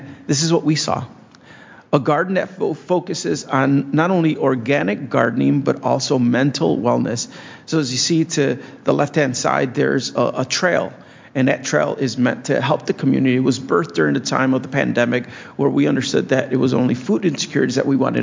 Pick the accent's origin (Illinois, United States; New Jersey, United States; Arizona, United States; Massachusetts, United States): Illinois, United States; Blue Island; growing up in Blue Island